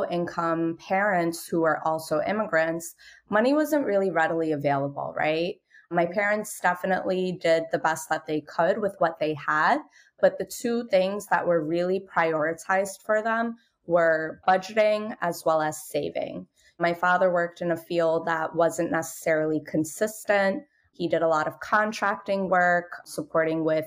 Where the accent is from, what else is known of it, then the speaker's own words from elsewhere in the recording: New York City, New York, United States; I'm born and raised in Brooklyn, New York. I'm the daughter of low-income Moroccan immigrants.